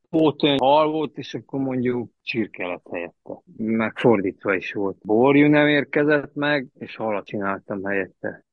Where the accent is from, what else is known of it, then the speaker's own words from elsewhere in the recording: Lăzarea, Harghita County, Romania; moved away; also born or lived in Reghin, Romania; Szászrégenben születtem, gyerekkoromat az Gyergyó Szárhegyen töltöttem